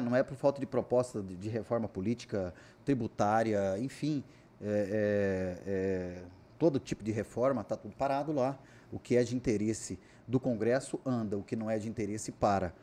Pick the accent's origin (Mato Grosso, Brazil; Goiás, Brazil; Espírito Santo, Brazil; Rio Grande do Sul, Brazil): Mato Grosso, Brazil; Cuiabá; Sou nascido e criado em Cuiabá.